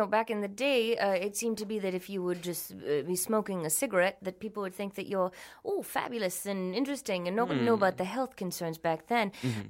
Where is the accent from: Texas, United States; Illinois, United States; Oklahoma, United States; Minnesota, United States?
Minnesota, United States; accent: Minnesota; Yes, well, that was another part of getting rid of my ugly, was getting rid of my Minnesota accent.